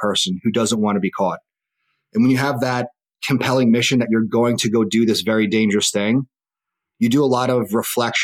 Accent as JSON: {"language": "English", "area": "Long Island", "region": "New York", "country": "United States", "said": "I'm from Long Island, and I was a freshman in college when 9/11 occurred"}